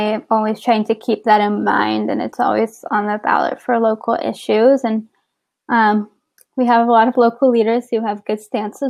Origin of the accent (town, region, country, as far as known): San Antonio, Texas, United States; moved away as an adult; now in Baltimore, United States